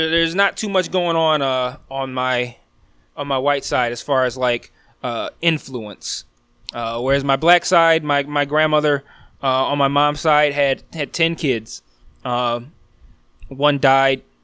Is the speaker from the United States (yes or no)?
yes; Detroit, Michigan, United States; I'm born and raised in Detroit. I've lived in Detroit for over 30 of my nearly 39 years